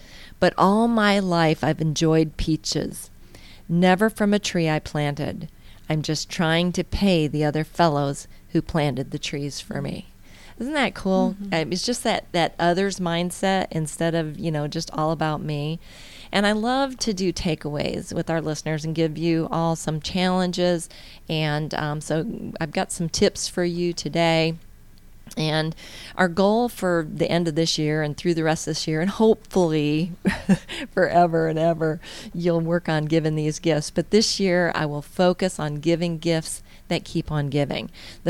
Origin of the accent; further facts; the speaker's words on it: Indiana, United States; now in Georgia, United States; So, but the northerners, that I came from Indiana, so our northerners definitely are experiencing something a little different.